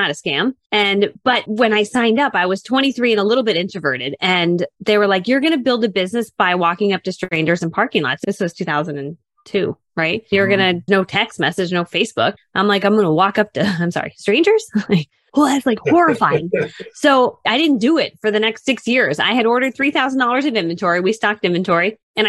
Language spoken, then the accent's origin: English; Connecticut, United States; I grew up in Connecticut